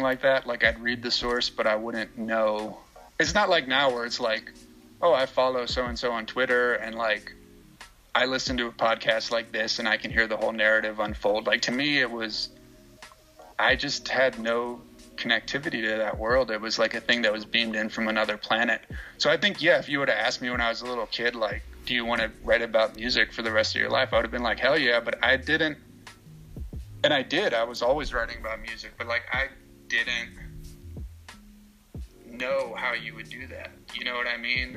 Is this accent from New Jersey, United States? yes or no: yes; central New Jersey, United States; I grew up in central New Jersey, which is a great place